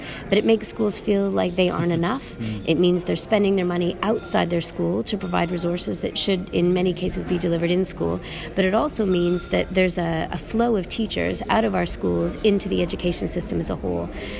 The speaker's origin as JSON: {"language": "English", "region": "Ontario", "country": "Canada", "tie": "born or raised there", "accent": "Canadian", "moved": "yes", "lives_now": "England", "said": "I'm Canadian by accent. So I grew up in the Ontario education system, in the state-funded school system."}